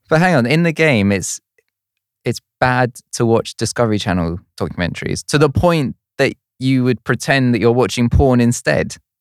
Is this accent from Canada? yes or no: no; Woking, South East England, United Kingdom; moved away; I'm originally from Woking in Surrey